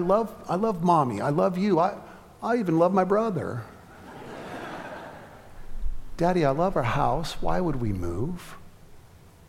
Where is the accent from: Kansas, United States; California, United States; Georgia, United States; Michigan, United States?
California, United States; moved away as an adult; also born or lived in Atlanta; I'm from California, where a storage shack in your backyard goes for $1 million if it's got a view